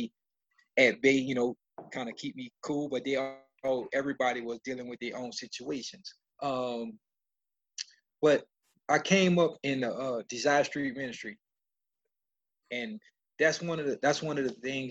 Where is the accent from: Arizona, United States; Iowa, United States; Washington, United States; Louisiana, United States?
Louisiana, United States; New Orleans; I grew up in the Ninth Ward.